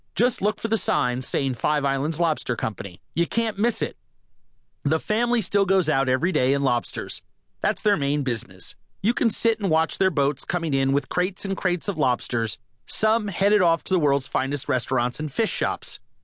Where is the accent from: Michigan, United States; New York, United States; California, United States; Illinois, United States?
New York, United States; New York City; Growing up in New York City